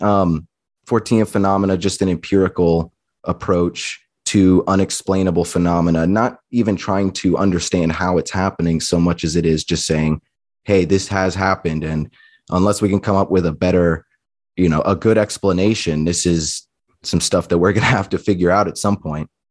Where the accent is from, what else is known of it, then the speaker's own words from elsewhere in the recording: Eagle River, Alaska, United States; I grew up outside of Anchorage, Alaska, in Eagle River, Alaska